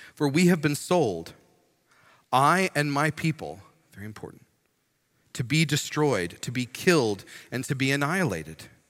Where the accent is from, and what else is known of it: United States